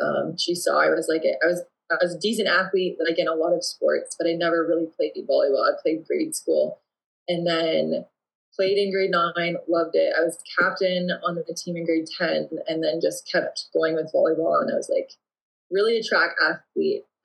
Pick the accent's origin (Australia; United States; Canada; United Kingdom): Canada; Woodstock, Ontario; moved away as an adult; also born or lived in Ingersoll, Ontario; now in Windsor, Canada; I'm not from Windsor, but I grew up in Woodstock, Ontario, and more so like Ingersoll, Woodstock, and called the Oxford County area